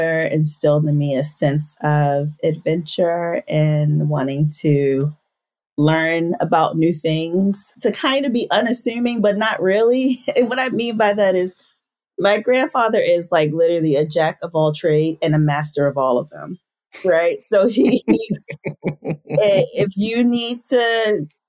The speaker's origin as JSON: {"language": "English", "town": "Baltimore", "region": "Maryland", "country": "United States", "tie": "born or raised there", "said": "born and raised in Baltimore City"}